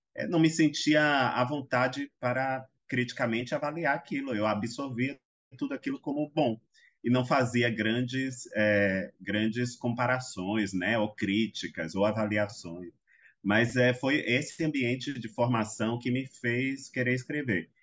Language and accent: Portuguese; Salvador, Bahia, Brazil; eu nasci em Salvador, nasci num, embora morasse até próximo ao centro, era um lugar, era um, um, uma localidade mais periférica